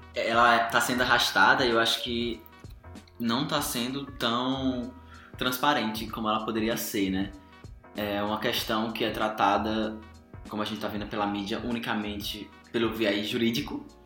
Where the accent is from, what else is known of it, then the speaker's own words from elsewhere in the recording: Brazil; nós brasileiros